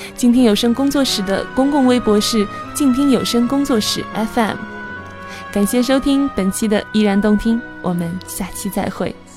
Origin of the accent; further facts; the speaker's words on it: China; 我们中国人